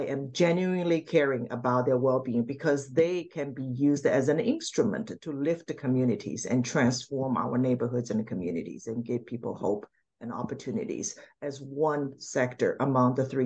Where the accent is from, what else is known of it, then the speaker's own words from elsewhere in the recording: Shanghai, China; now in Maryland, United States; I grew up in Shanghai